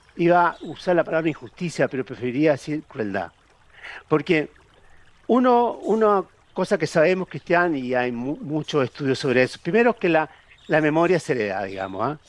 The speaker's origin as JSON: {"language": "Spanish", "country": "Chile"}